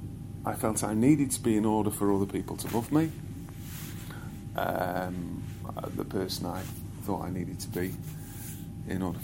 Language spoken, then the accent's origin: English; United Kingdom; I am British, born here